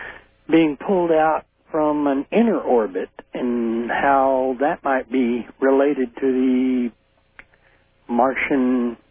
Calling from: Arlington, Texas, United States; Arlington, Texas.

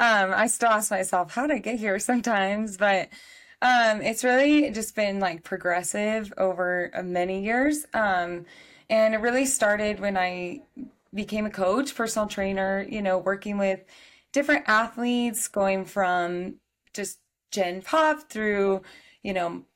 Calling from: Colorado, United States; I'm back in Colorado from a week away in New Mexico.

